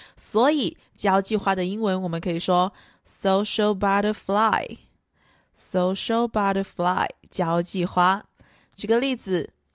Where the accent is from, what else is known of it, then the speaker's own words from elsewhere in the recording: China; 我们中国人啊，都有喝茶的习惯